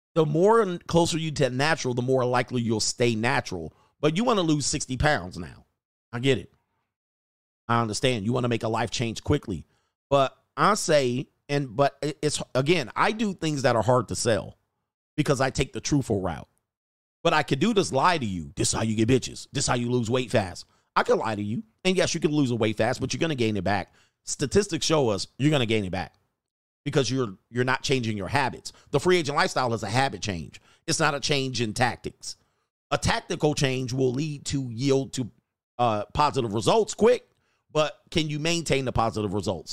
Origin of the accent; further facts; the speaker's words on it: United States; also born or lived in California; I'm American.